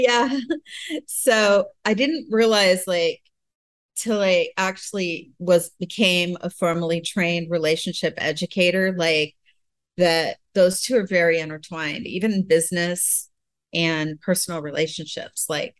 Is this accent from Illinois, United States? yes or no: no; Pennsylvania, United States; also born or lived in Florida / Southern California; In Pennsylvania and Florida. Oh. And I lived in Southern California. So I've moved around a lot.